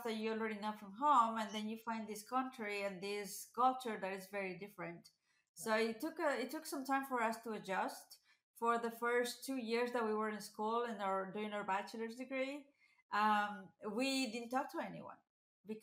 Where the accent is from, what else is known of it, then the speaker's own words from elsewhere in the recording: Ecuador; moved away as an adult; now in United States; I was born in the country of Ecuador, which is in the northwest side of South America.